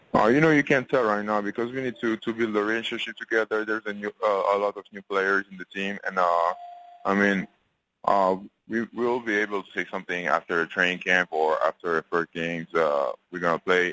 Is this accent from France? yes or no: yes; France; now in United States; I'm going back to France on Monday. Uh, staying staying in my hometown for a couple of days